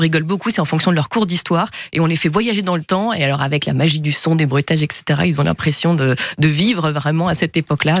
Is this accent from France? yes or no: yes; Marseille, Provence-Alpes-Côte d'Azur, France; Je suis marseillaise